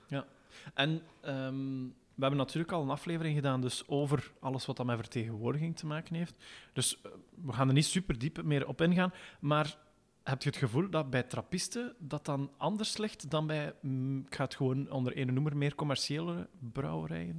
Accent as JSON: {"language": "Dutch", "country": "Belgium", "said": "wij Belgen"}